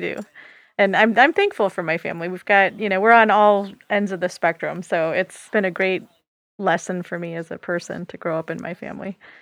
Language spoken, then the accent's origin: English; Michigan, United States; I grew up in Michigan